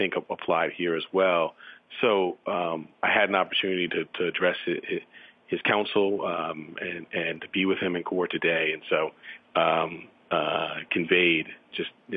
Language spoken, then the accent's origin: English; New York City, New York, United States; someone who grew up not far from Central Park. In fact, I had to pass Central Park every day going from my home to school.